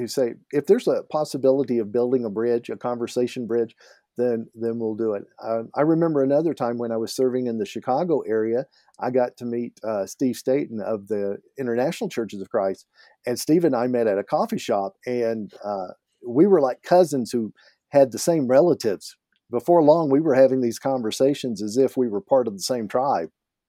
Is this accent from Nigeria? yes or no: no; Canada; And as a Canadian, I need to point out this is Tim's.